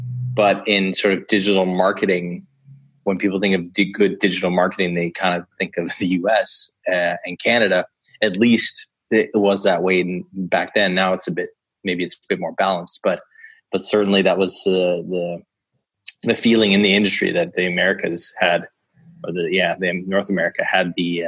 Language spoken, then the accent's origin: English; Copenhagen, Capital Region of Denmark, Denmark; And I was like, no, I'm from Copenhagen.